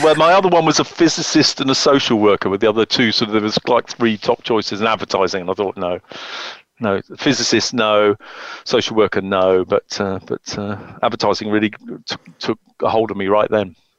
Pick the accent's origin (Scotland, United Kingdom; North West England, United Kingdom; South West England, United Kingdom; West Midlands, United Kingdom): South West England, United Kingdom; the Cotswolds; moved away; I grew up in the Cotswolds